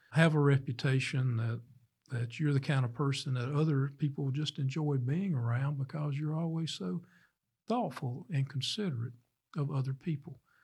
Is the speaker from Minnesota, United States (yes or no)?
no; Starkville, Mississippi, United States; I was born here in Starkville